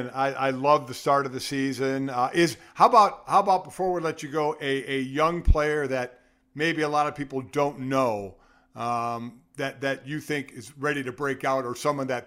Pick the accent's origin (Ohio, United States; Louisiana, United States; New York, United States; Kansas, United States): Ohio, United States; Cleveland; I grew up in Cleveland. So, listen, okay, that is my hometown.